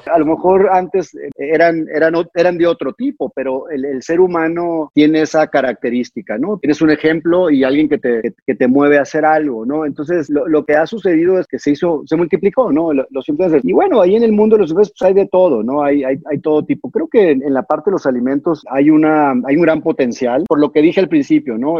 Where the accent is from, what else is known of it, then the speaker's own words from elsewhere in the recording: Mexico; los que somos mexicanos